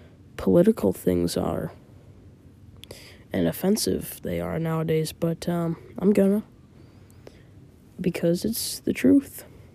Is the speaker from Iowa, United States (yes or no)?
yes; Iowa, United States; I'm from Iowa.